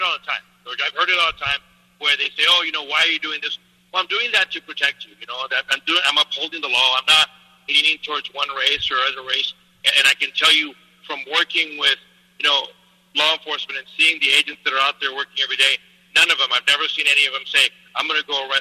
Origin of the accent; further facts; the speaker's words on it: Mexico; now in United States; I wasn't born in the United States. I was born in Mexico. My parents were immigrants